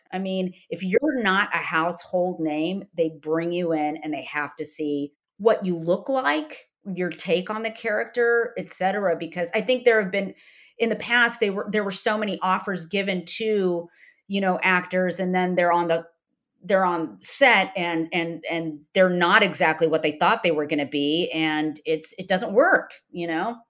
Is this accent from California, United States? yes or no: yes; Downey, California, United States; I was, uh, born and raised in Downey